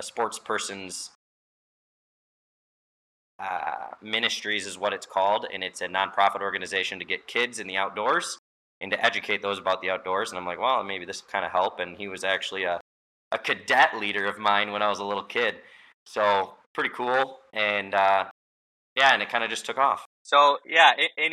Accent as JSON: {"language": "English", "town": "Holland", "region": "Michigan", "country": "United States", "said": "I'm from Holland, Michigan, so West Michigan."}